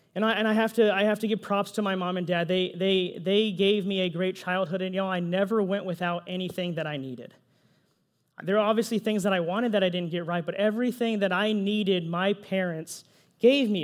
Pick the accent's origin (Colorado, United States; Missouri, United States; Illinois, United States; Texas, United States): Texas, United States; Pflugerville; also born or lived in San Jose, California / apple orchard campus (unnamed, ages 12-15); So I was only there for two years, y'all. I was only there two years. Then I moved to Pflugerville, Texas